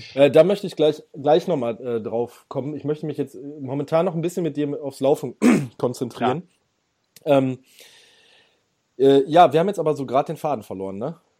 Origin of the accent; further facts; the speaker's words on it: Ruhr area, North Rhine-Westphalia, Germany; ich, ich komme aus dem Ruhrgebiet